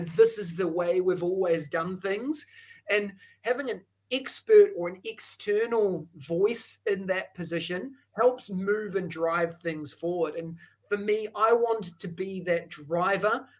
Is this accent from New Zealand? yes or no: yes; New Zealand; accent: Kiwi; moved away as an adult; now in Singapore; that thick accent is a Kiwi accent. Uh, I hail from New Zealand